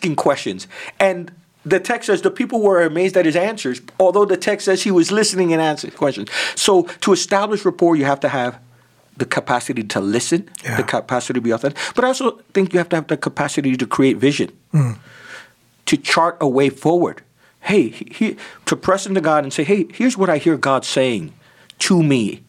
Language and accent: English; New Jersey, United States; moved away; also born or lived in Manhattan, New York; I'm a Jersey Rican. I was born in New Jersey of Puerto Rican parents.